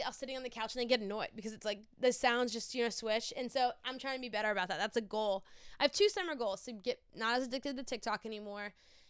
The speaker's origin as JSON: {"language": "English", "region": "Louisiana", "country": "United States", "tie": "born or raised there", "moved": "as an adult", "said": "my hometown, Mainville, Louisiana. I went back recently"}